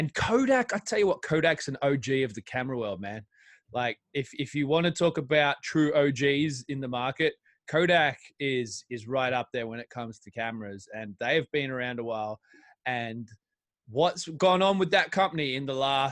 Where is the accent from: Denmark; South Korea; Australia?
Australia; now in England; my home country of Australia